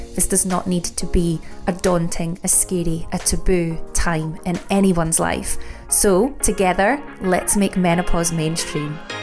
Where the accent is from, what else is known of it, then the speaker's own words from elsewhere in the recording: United Kingdom; as a white woman growing up in the UK from birth